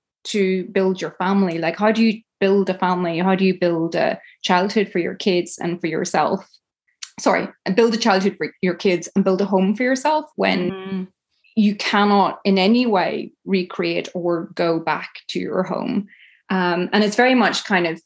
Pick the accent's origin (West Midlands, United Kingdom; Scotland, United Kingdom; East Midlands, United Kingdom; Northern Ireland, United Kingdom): Northern Ireland, United Kingdom; Tyrone; moved away as an adult; I grew up in Tyrone in a really conservative Catholic family